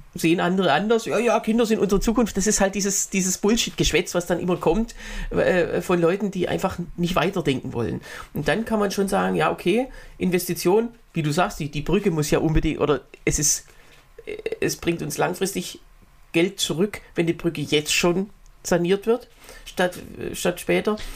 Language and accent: German; Berlin, Germany; in Berlin, ich bin ja äh, Berliner